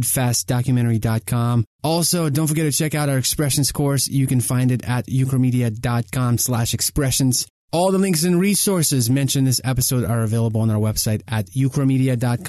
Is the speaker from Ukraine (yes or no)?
yes; Ukraine; moved away; we're from Ukraine